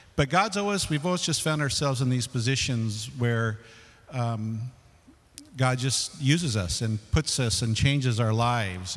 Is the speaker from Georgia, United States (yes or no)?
no; San Fernando Valley, California, United States; I grew up in the San Fernando Valley and the smog and all that stuff.